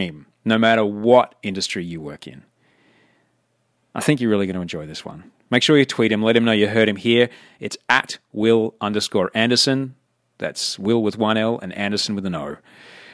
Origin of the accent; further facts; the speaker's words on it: Brisbane, Queensland, Australia; moved away; where I grew up in Brisbane, I mean, I grew up in a town when I lived in Brisbane